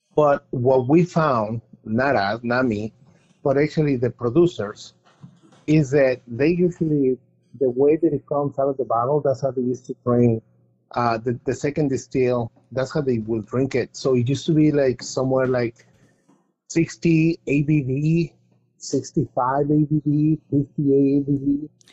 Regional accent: Mexico City, Mexico; now in United States; I am from Mexico City

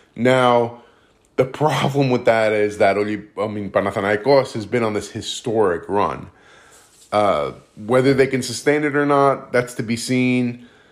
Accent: United States; I'm Greek American and I've, I've lived obviously my whole life in the States

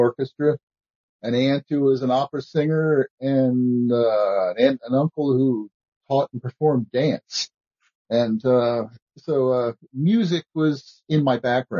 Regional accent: Baltimore, Maryland, United States; I'm originally from Baltimore. Not pronounced that way in Baltimore, of course

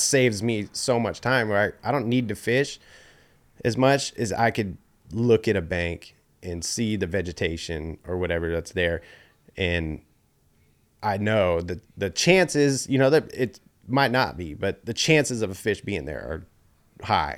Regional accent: Oakley, California, United States; also born or lived in Antioch / Knightsen; I grew up out here in Oakley.

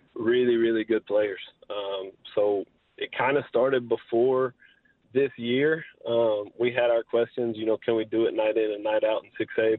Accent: Southeast Texas, United States; I grew up in Southeast Texas. I went to Hardin Jefferson High School um, up through my junior year.

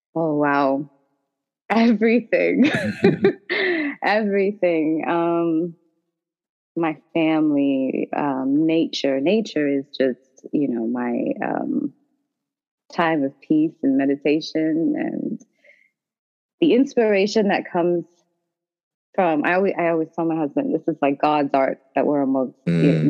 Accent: Toronto, Ontario, Canada; moved away as an adult; now in Washington, DC, United States; I'm actually originally from Toronto, Ontario, Canada

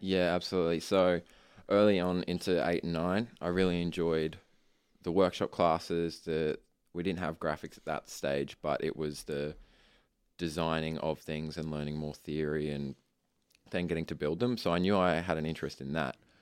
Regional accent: Ipswich, Queensland, Australia; I was born in Ipswich Hospital and I have grown up around Ipswich.

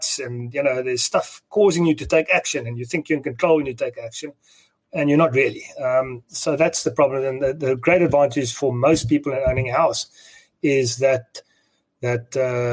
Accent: South Africa; as a South African

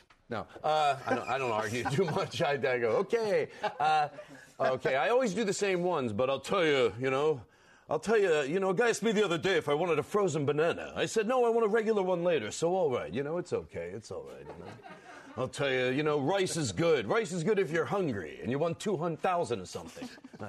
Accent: Valley Forge, Pennsylvania, United States; From Philadelphia originally. Valley Forge, if you want to know exactly.

